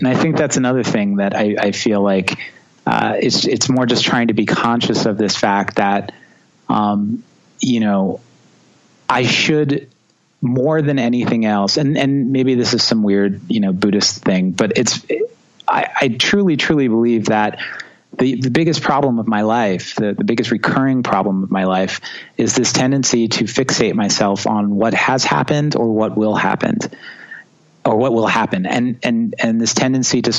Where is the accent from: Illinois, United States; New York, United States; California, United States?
New York, United States; also born or lived in Long Island; growing up in New York and being a drummer is challenging because everyone lives on top of each other